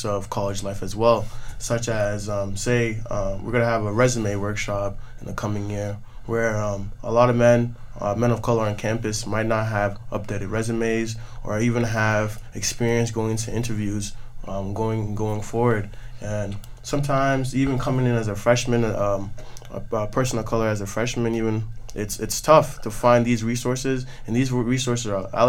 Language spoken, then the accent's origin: English; Ghana; me coming as a Ghanaian freshman last year